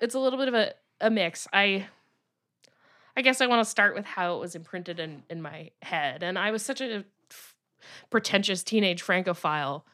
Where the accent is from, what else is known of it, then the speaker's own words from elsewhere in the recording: Teaneck, New Jersey, United States; I grew up in a suburbs, the suburbs in New Jersey, uh, and there was one lovely old bookstore that's still around, Briar Rose books in my hometown of Teaneck, New Jersey.